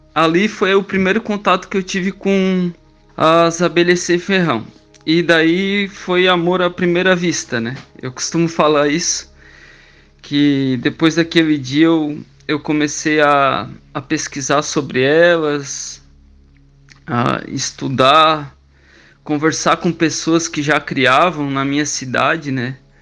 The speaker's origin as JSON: {"language": "Portuguese", "town": "Criciúma", "region": "Santa Catarina", "country": "Brazil", "tie": "born or raised there", "said": "eu nasci na cidade de Criciúma, Santa Catarina. Eu trabalho na prefeitura de Criciúma"}